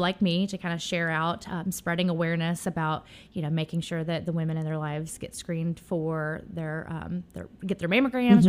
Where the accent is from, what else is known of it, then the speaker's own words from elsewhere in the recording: Memphis, Tennessee, United States; born and raised. Um, I grew up in Midtown